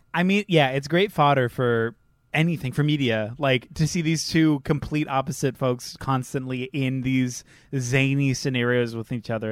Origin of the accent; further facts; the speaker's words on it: Salinas, California, United States; that's, like, literally where I grew up